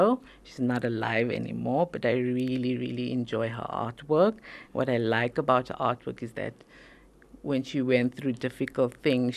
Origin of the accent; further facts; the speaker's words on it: Pretoria, Gauteng, South Africa; I was born here in South Africa, in Pretoria